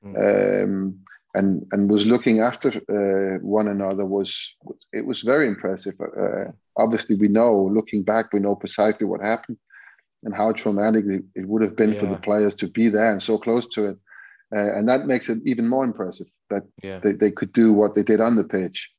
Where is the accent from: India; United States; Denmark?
Denmark; moved away as an adult; also born or lived in England; my country is Denmark. I was born in Denmark